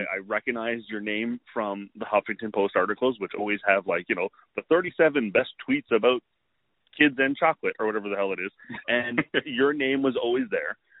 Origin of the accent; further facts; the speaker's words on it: Canada; as a Canadian